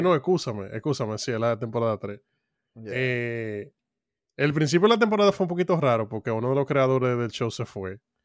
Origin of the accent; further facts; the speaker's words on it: Dominican Republic; como dominicano en República Dominicana